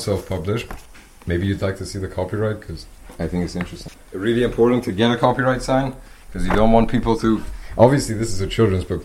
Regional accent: Iran; English is a second language; now in Austria; I'm from Iran

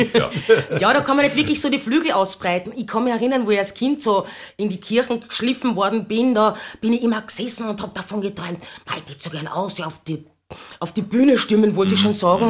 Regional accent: Carinthia, Austria; ich bin in Kärnten aufgewachsen

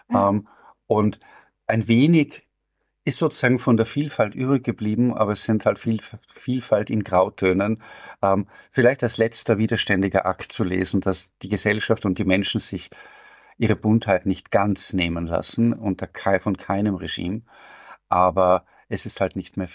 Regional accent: Vienna, Austria; Da will man sozusagen als Wiener und gar nicht jammern, was natürlich dem Wiener an und für sich ein großes Problem ist, weil das gehört zu dieser Stadt.

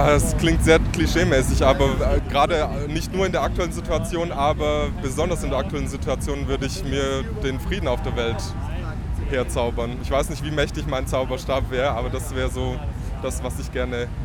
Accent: Germany; Ich, wie man vielleicht hört, bin ich aus Deutschland.

